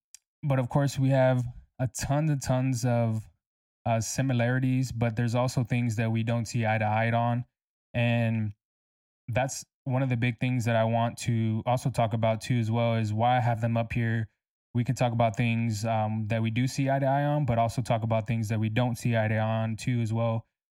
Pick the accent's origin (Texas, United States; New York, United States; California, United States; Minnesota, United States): Texas, United States; San Antonio; also born or lived in Corpus Christi; I'm from San Antonio, Texas. I was actually born in Corpus Christi, Texas, but I moved here when I was 6. So I don't really call Corpus Christi my home, because San Antonio raised me for sure.